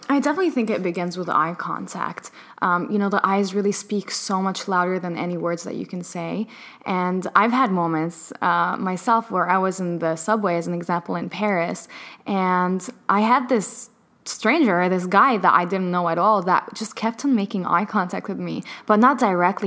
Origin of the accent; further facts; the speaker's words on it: Palestine; I was born in Palestine